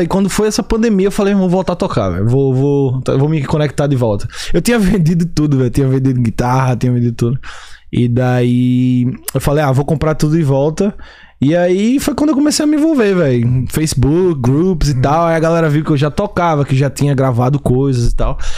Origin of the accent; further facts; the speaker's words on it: Recife, Pernambuco, Brazil; moved away as an adult; also born or lived in Salvador, Bahia; now in Chicago, United States; sou de Recife, Pernambuco, né? Na verdade, eu nasci em Salvador, Bahia. E daí me mudei, meus pais, minha família se mudou para Recife quando eu era muito pequeno, tinha 5 anos